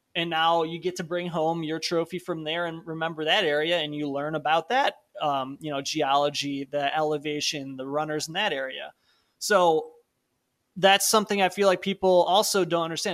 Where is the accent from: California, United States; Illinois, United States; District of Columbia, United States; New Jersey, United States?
Illinois, United States; Palatine; my hometown of Palatine